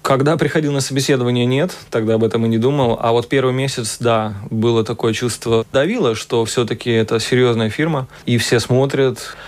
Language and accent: Russian; Riga, Latvia; moved away as an adult; now in Vienna, Austria; Я вот сам из Кингаракса